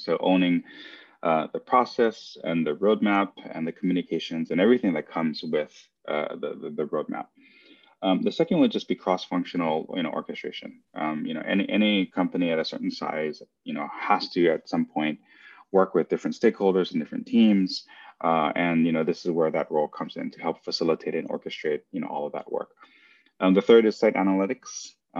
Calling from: Los Angeles, California, United States; From Los Angeles, California.

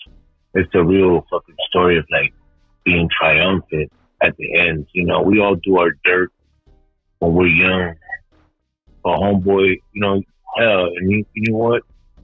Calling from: Santa Ana, California, United States; I'm calling from Santana, homeboy.

